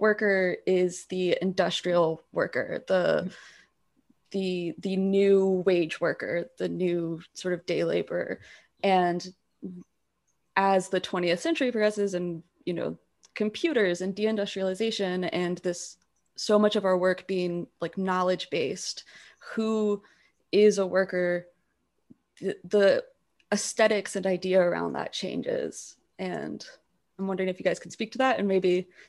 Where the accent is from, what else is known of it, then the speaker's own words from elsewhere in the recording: United States; moved away as an adult; now in Canada; I'm an American.